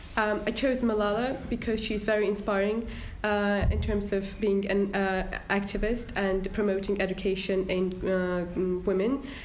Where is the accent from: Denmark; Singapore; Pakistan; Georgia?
Georgia; now in Harrogate, United Kingdom; I'm from Georgia